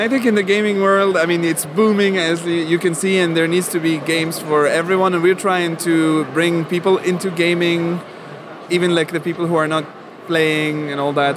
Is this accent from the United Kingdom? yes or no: no; Algeria; moved away; I was born in Algeria, so I didn't never learn German in school.